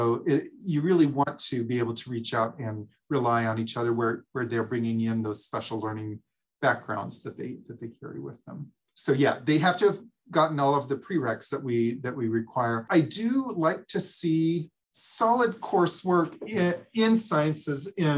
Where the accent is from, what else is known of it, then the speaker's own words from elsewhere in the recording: Oregon, United States; moved away; I came from Oregon where I didn't think I'd ever live in the Midwest. And now I lived here longer than I did in Oregon.